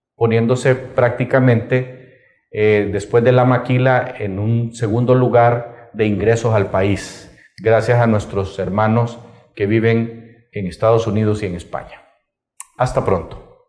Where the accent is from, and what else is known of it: Honduras